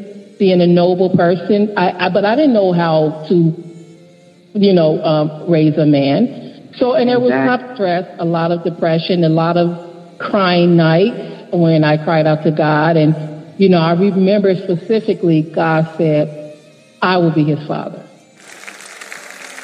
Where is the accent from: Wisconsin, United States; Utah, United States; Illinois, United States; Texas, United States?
Illinois, United States; Chicago; I was born and raised in Englewood, Chatham area of Chicago, the Robert Taylors